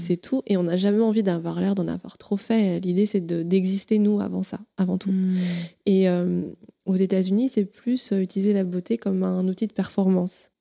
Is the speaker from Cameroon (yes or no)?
no; Paris, Île-de-France, France; born or raised there